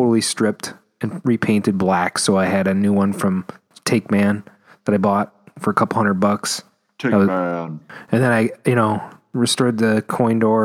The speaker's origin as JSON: {"language": "English", "country": "United States", "said": "I'm American."}